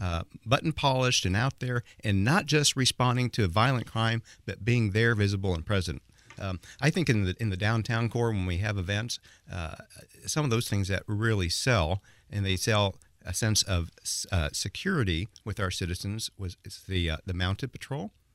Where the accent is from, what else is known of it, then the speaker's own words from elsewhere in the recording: Indianapolis, Indiana, United States; my hometown. And it is my hometown. I mean, this is where I was born